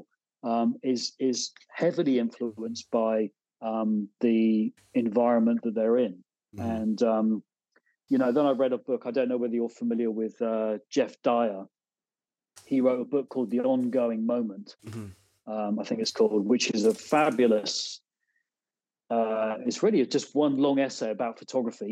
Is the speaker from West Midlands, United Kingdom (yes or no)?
no; Devon, South West England, United Kingdom; moved away as an adult; also born or lived in Exeter / London / Ghent, New York; now in upstate New York, United States; I'm from Devon originally, and I didn't grow up on a farm, but we certainly were surrounded by them